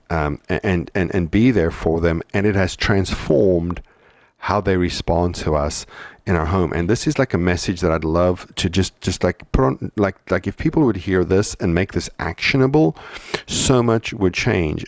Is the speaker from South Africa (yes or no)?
yes; South Africa; moved away; growing up in South Africa